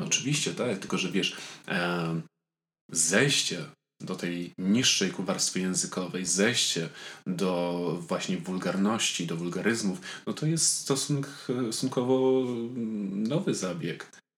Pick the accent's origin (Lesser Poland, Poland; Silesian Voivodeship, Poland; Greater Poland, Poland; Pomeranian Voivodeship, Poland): Silesian Voivodeship, Poland; Tarnowskie Góry; now in Warsaw, Poland; jestem z Tarnowskiej Góry i do Tarnowskich Gór pałam wielką miłością.